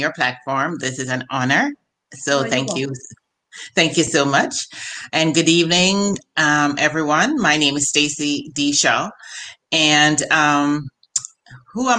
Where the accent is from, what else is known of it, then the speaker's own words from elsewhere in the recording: Jamaica; now in Maryland, United States; I am a Jamaican.